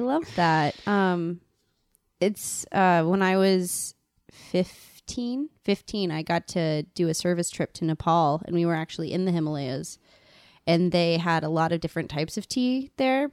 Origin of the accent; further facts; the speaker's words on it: Colorado, United States; now in New York City, United States; I'm originally from Colorado